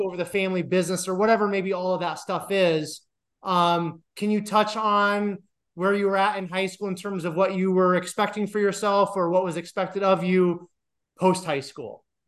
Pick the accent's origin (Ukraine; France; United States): United States; Iowa; moved away as an adult; also born or lived in Colorado / Detroit / Denver; I'm from Iowa, and that's actually where I'm at right now